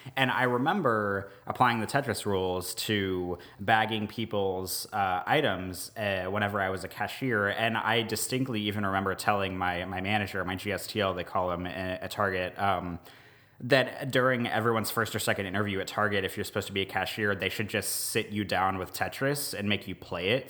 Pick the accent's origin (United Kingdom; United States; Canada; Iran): United States; also born or lived in Omaha, Nebraska / Jefferson Parish, Louisiana; now in Jefferson, United States; I grew up outside of Kansas City